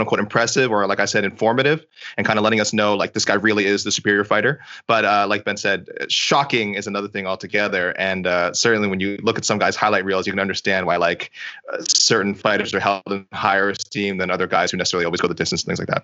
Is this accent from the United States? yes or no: no; Canada; I'm Canadian